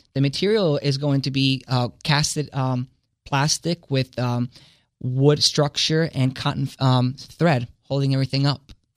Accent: Italy; now in Delaware, United States; I come from Italy and it's a Catholic, uh, based society

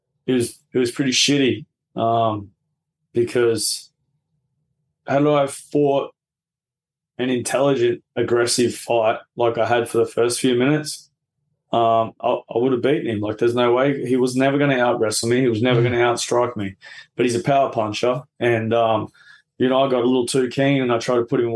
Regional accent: Albury, New South Wales, Australia; I grew up down there in Albury, you know, New South Wales

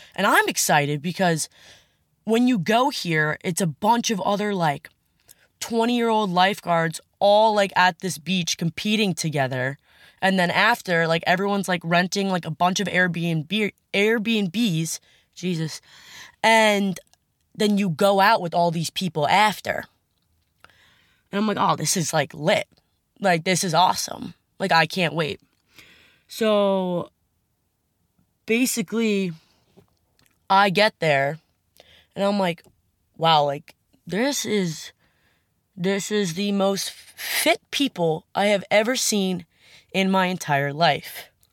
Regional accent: Long Island, New York, United States; I'm from Long Island

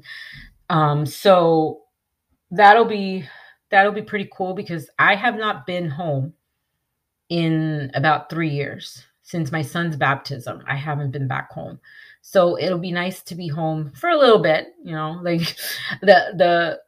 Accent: New York, United States; moved away; I'm originally from New York, and mostly all of my family lives up there

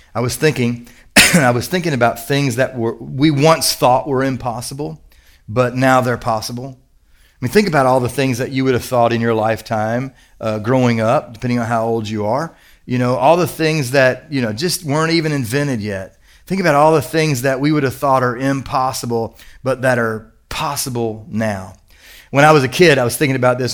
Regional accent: Kentucky, United States; I'm from Kentucky

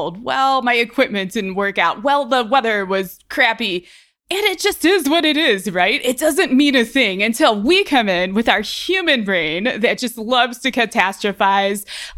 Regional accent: Ohio, United States; now in Colorado, United States

